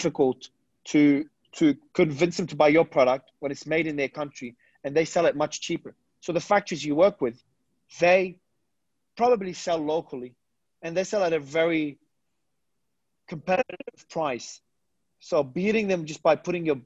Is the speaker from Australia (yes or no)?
yes; Australia; moved away as an adult; also born or lived in Lebanon; now in Dubai, United Arab Emirates; I was born in Lebanon and I migrated as a kid. So I've lived in Australia all my life.